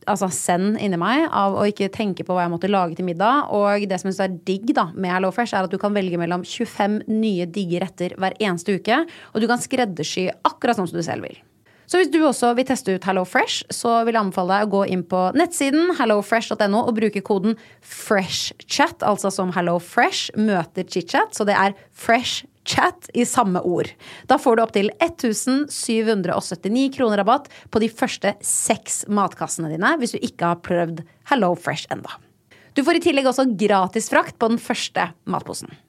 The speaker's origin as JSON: {"language": "Norwegian", "town": "Nesodden", "region": "Akershus", "country": "Norway", "tie": "born or raised there", "moved": "yes", "lives_now": "Oslo, Norway"}